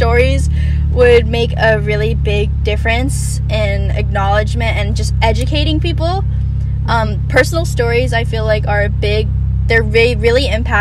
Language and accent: English; Bexley, Ohio, United States; also born or lived in Atlanta, Georgia; I moved to Bexley in third grade